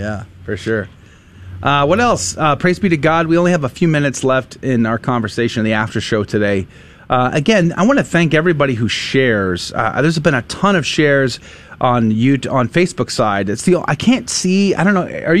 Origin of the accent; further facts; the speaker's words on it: San Antonio, Texas, United States; I grew up in San Antonio.